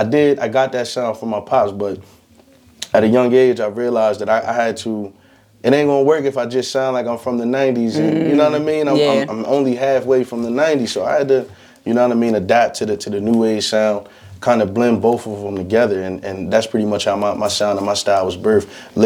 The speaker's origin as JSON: {"language": "English", "town": "Harrisburg", "region": "Pennsylvania", "country": "United States", "tie": "born or raised there", "said": "I'm from Harrisburg, you know, born and raised, 717."}